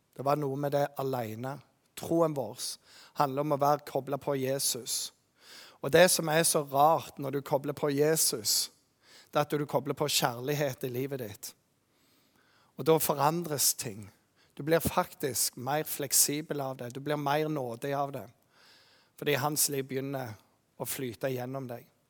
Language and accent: Norwegian; Jæren, Rogaland, Norway; moved away; also born or lived in Bergen; Jeg kommer jo fra Jæren